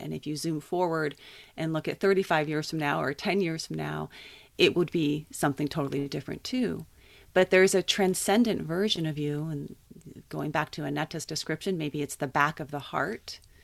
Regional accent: Santa Barbara, California, United States; also born or lived in Colorado; I grew up here in Santa Barbara

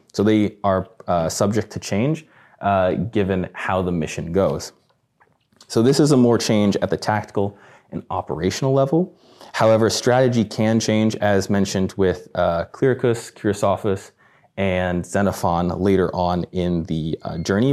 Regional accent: Midwest, United States; I'm from the Midwest

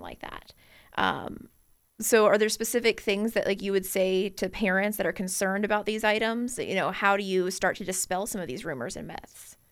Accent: Chesterfield County, Virginia, United States; I grew up in Chesterfield County

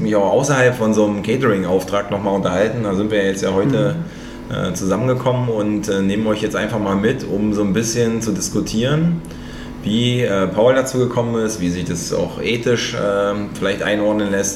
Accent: the East, eastern Germany, Germany; komme ja aus dem Osten

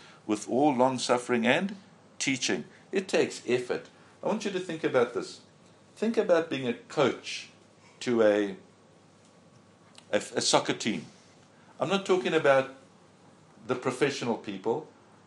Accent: South Africa; we come here from South Africa

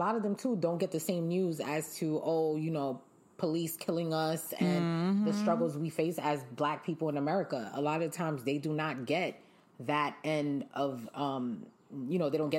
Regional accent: Wisconsin, United States; You know, because if you tell them like, oh, yeah, I'm from Wisconsin. They're like, Wisconsin? Where's that?

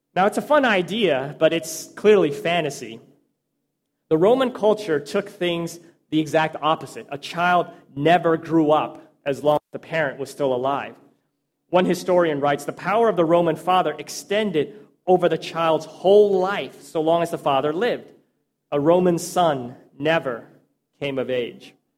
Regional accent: Texas, United States; I spent most of my life growing up in Texas

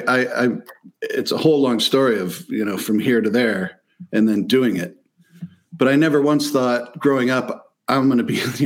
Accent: White Lake, Michigan, United States; also born or lived in Florida; I grew up in White Lake, where I am right now. I'm not 2 miles from where I grew up.

